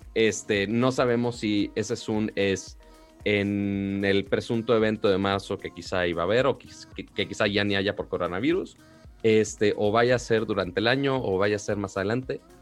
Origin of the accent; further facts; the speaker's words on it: Monterrey, Nuevo León, Mexico; yo soy de Monterrey